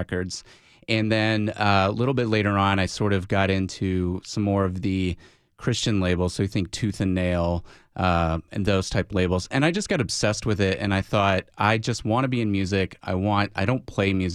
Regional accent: Alabama, United States; I grew up in Alabama

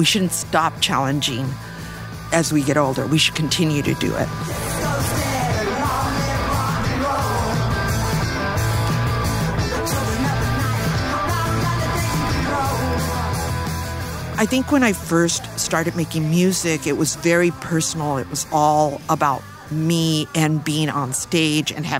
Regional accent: Los Angeles, California, United States; I grew up in East

